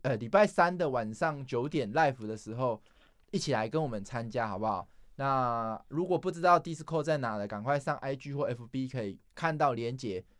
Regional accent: Taipei, Taiwan; 不知道是不是因为我是台北市出生哦

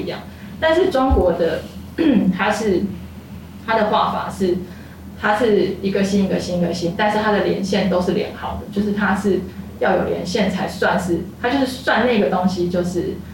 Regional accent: Taipei, Taiwan; moved away as an adult; now in Dulan, Taitung, Taiwan; 因为我是台北人嘛

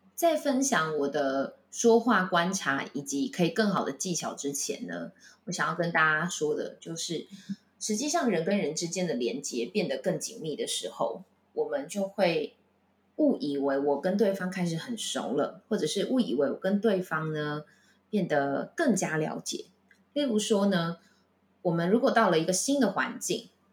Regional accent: Taichung, Taiwan; moved away as an adult; also born or lived in Taipei; 像我是台中人

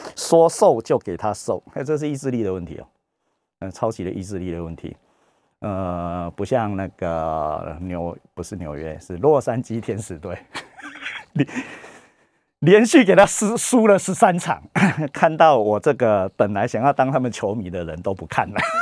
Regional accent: Taiwan; 我们台湾人

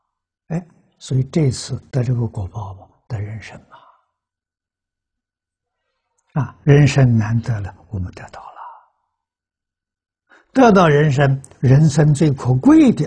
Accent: China; 我们中国人讲凭良心呐。

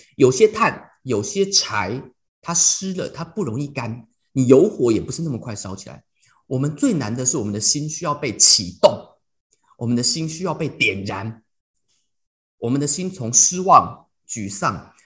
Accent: Taiwan; moved away as an adult; also born or lived in United States; 我台湾人

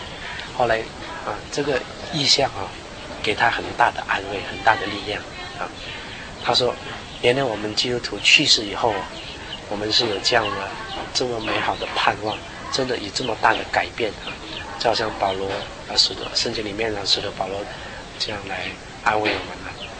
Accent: Guangdong, China; 就广东话就是我们是因为我是广东人嘛，他是叫我…，…就是包点的那个包啊，因为我从小的时候我很喜欢吃包哈，我们是广东人

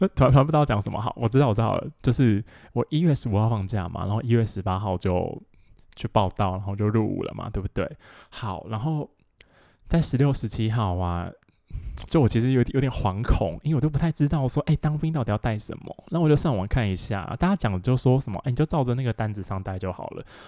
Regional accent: Taoyuan, Taiwan; 我是桃园人嘛，然后桃园人，我就， 我们就在那个， 呃，桃园火车站站前面的那个远东百货门口集合

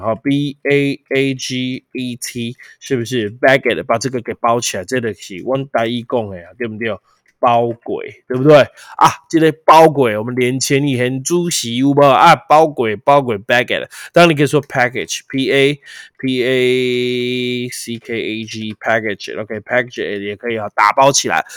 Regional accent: Taiwan; 我们台湾翻帕运啊

